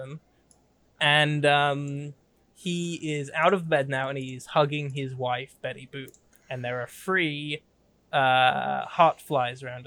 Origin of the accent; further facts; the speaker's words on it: England, United Kingdom; being a British person